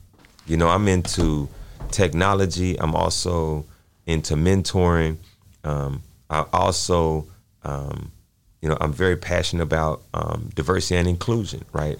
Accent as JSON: {"language": "English", "town": "Dallas", "region": "Texas", "country": "United States", "said": "I'm from South Dallas"}